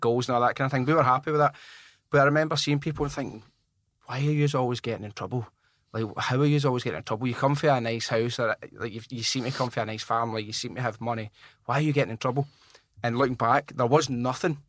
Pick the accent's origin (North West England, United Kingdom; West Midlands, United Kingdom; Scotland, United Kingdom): Scotland, United Kingdom; Glasgow; I grew up in Rob Royston, which is in the north of Glasgow